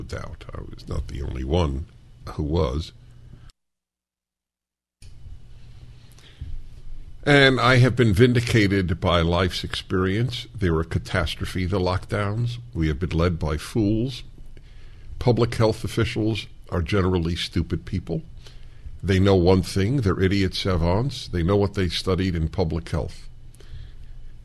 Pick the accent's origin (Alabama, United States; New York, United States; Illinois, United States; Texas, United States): New York, United States; moved away; I come from New York. I fled New York